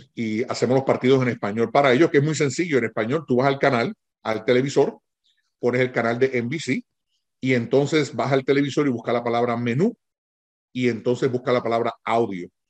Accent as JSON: {"language": "Spanish", "country": "Puerto Rico", "tie": "born or raised there", "said": "yo me crié con mis tías en Puerto Rico"}